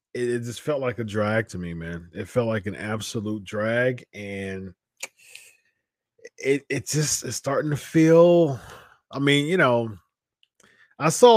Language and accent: English; Columbus, Ohio, United States; I'm not from San Jose. I'm from Columbus, Ohio